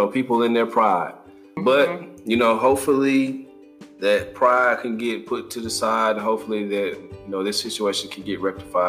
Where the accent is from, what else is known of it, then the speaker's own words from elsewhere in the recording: Mississippi, United States; now in North Carolina, United States; we're in North Carolina. We're coastal. So all of our coastal people, and I'm from Mississippi, so all my people around the Gulf of Mexico